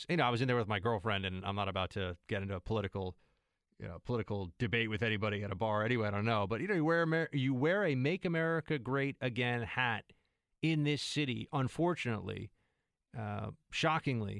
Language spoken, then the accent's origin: English; New York City, New York, United States; it's my hometown. I grew up here